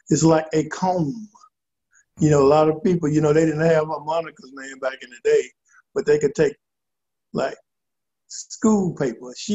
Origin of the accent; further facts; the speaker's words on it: Clarksdale, Mississippi, United States; also born or lived in Shreveport, Louisiana; I happen to be born in Clarksdale, Mississippi